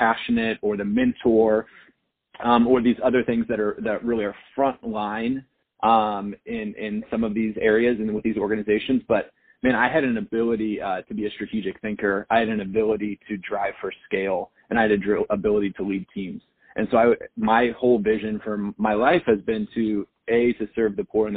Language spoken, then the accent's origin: English; Wichita, Kansas, United States; in Kansas, where I grew up in Wichita